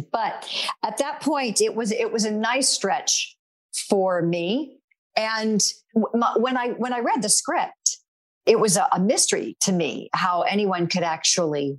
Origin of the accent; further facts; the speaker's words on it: North Carolina, United States; moved away; The church that I belonged to back in my home state of North Carolina was no longer my church